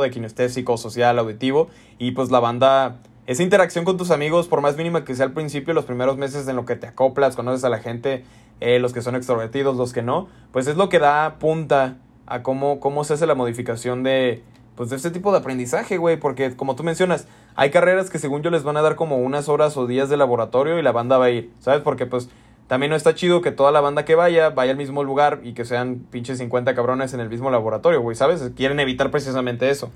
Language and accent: Spanish; Guadalajara, Jalisco, Mexico; aquí de donde nosotros somos, la Universidad de Guadalajara